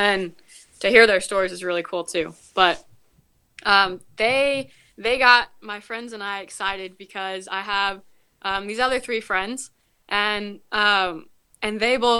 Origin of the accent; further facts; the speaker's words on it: Washington, United States; born there; also born or lived in various states; So we moved around a little bit. I was born in Washington. We moved to a couple different states, and my siblings were all born in different states except for the two last ones.